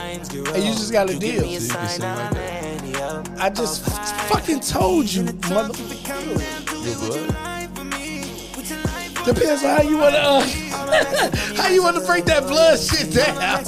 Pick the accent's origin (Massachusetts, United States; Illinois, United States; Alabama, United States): Illinois, United States; Chicago; why would I say what I'm saying from Chicago with the movement in something that originates in California to somebody who was raised in Virginia?